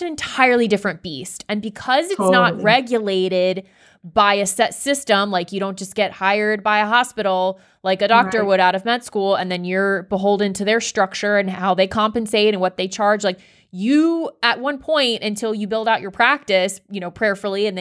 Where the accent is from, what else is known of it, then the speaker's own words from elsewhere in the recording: Fort Lauderdale, Florida, United States; I hail from the 954 Broward County.